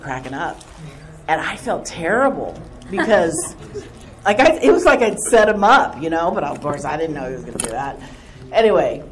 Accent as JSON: {"language": "English", "region": "Southern California", "country": "United States", "tie": "born or raised there", "accent": "surfer", "said": "I grew up in Southern California"}